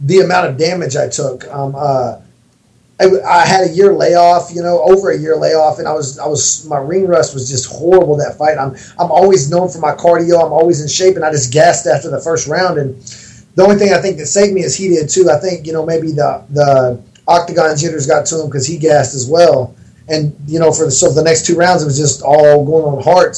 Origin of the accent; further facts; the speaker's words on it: Texas, United States; I grew up in Texas. You know, I'm from Texas, grew up hunting and fishing